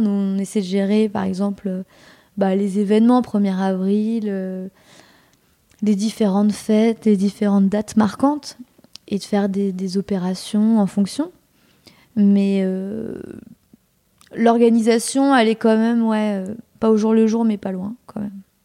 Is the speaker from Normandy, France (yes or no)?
yes; Normandy, France; moved away; je suis originaire de Normandie